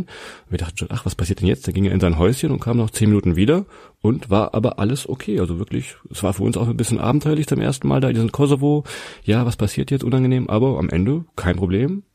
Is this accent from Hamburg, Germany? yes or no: no; near Hannover, Lower Saxony, Germany; wir kommen aus der Nähe von Hannover